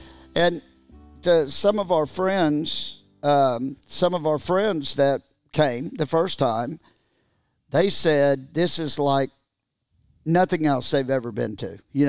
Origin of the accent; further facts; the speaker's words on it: Texas, United States; we're neighbors in Texas. I mean, we grew up in Texas